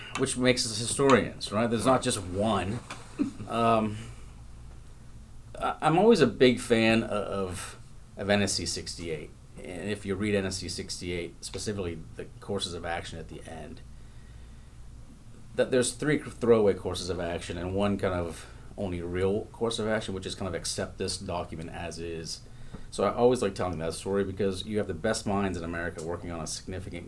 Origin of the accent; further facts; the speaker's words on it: Northeast Ohio, United States; also born or lived in California; now in Kansas, United States; I grew up spending summers in California, despite the fact that I'm from Northeast Ohio